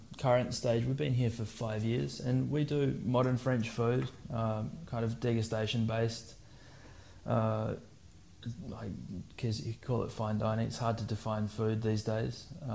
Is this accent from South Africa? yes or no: yes; South Africa; moved away as an adult; I was born and raised in South Africa. And then when I was 18, I did what every other South African kid normally did